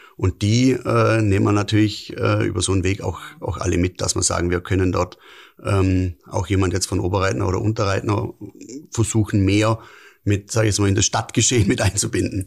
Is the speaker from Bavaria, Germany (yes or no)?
yes; Lindau, Bavaria, Germany; bin Urlindauer